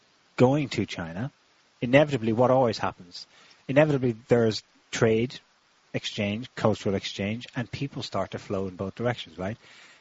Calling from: Occitania, France; We're calling from France.

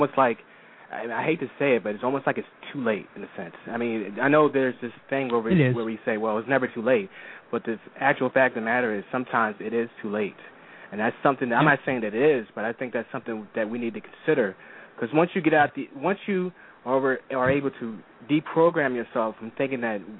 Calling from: Philadelphia, Pennsylvania, United States; from Philadelphia, Pennsylvania.

